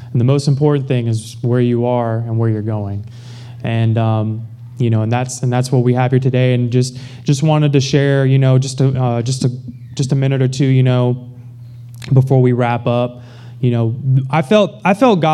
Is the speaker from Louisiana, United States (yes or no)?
yes; Baton Rouge, Louisiana, United States; moved away as an adult; now in Houston, United States; I grew up in Baton Rouge, Louisiana